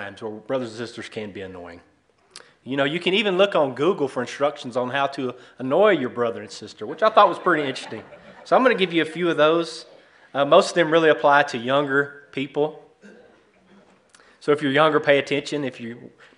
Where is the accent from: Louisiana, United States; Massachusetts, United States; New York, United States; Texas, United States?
Texas, United States; East; moved away as an adult; now in Dover, United States; We're originally from East Texas, what I'd call God's country